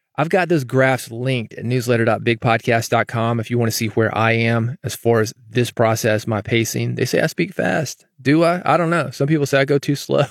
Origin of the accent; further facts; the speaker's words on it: the South, United States; growing up in the South